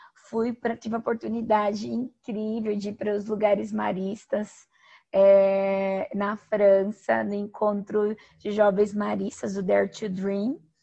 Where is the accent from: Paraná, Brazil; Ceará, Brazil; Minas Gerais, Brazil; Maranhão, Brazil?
Paraná, Brazil; Toledo; sou paranaense, sou natural de Toledo, é, no, no oeste do Paraná